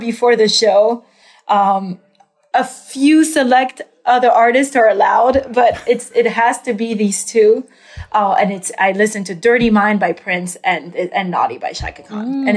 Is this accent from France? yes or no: yes; France; moved away as an adult; also born or lived in New York; I grew up in France and I moved to New York to find my voice